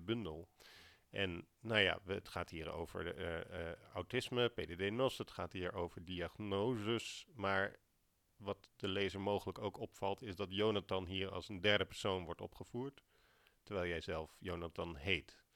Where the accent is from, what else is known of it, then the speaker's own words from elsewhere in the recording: Alphen aan den Rijn, South Holland, Netherlands; ik ben opgegroeid in Al van den Rijn